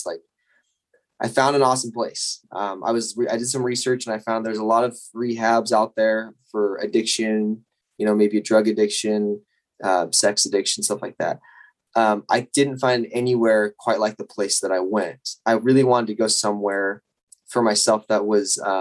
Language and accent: English; Northern Utah, United States; I'm from Utah originally, Northern Utah